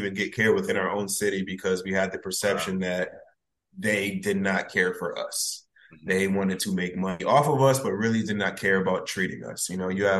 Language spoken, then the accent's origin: English; Bridgeport, Connecticut, United States; moved away as an adult; now in North Carolina, United States; growing up in Bridgeport is really interesting